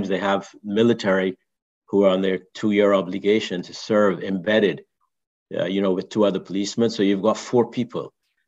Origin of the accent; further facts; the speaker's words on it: Barbados; I grew up in Barbados and there, they still don't have a routine thing of all the policemen carrying weapons, carrying guns.